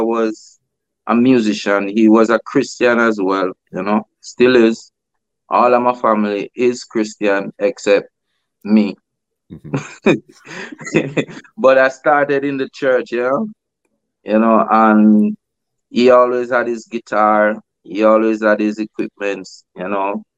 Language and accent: English; Kingston, Jamaica; I grew up in Kingston most of my life, from Kingston 13